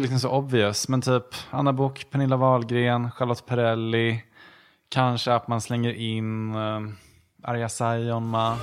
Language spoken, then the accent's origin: Swedish; Gävle, Gävleborg County, Sweden; moved away as an adult; now in Stockholm, Sweden; Jag kommer från Gävle